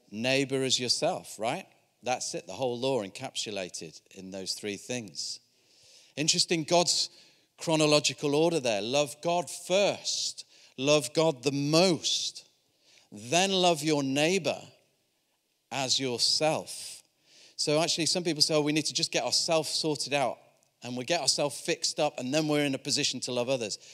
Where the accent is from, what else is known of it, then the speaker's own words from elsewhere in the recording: Yorkshire and the Humber, United Kingdom; I'm from Yorkshire